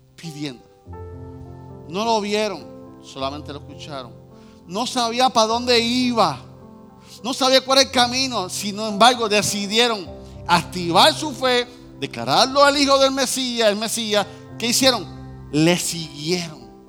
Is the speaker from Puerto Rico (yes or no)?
yes; Puerto Rico; somos boricua